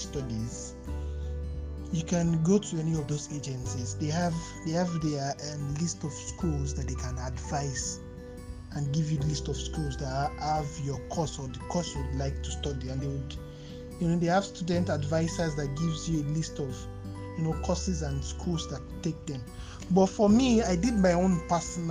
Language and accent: English; Osun, Nigeria; moved away as an adult; now in London, United Kingdom; I'm a Nigerian from state of Osun, Yoruba man to be precise